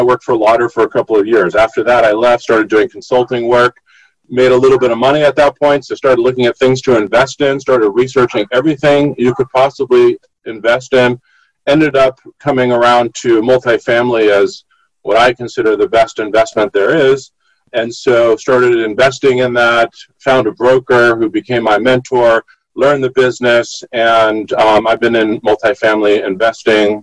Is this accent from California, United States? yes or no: yes; Los Angeles, California, United States; also born or lived in New York City / San Francisco; I grew up in the 70s in Los Angeles, born in Los Angeles, grew up here, pretty much lived here most of my life